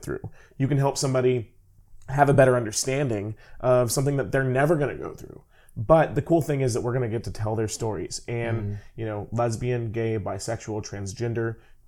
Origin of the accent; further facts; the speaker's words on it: California, United States; now in St. Louis, United States; I'm originally from California